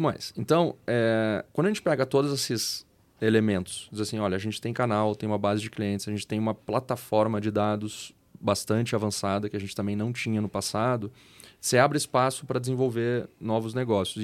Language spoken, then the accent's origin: Portuguese; Rio Grande do Sul, Brazil; moved away as an adult; now in São Paulo, Brazil; eu sou gaúcho, é, emigrei para São Paulo há quase 14 anos agora, então de vez em quando o pessoal acha que eu não tenho sotaque